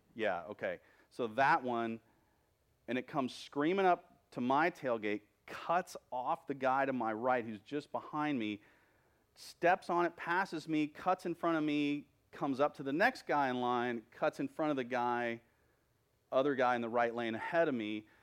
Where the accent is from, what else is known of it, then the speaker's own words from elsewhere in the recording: Texas, United States; I'm a Texan. I was a Texan before I was a Christian.